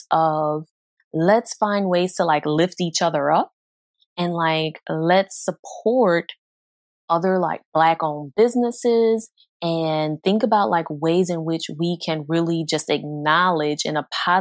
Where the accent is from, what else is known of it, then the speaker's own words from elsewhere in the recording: New Orleans, Louisiana, United States; moved away as an adult; now in Houston, United States; I wasn't in the Houston area until later on in adulthood, but growing up in New Orleans